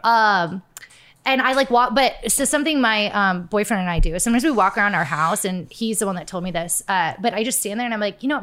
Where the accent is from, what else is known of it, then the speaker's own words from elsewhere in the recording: Florida, United States; I grew up in Florida